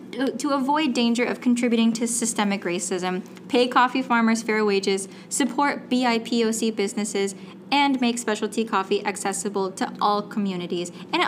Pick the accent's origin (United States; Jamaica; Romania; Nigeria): United States; West Coast; Again, look, I'm from the West Coast, right? Like, it's hot out there, but humidity...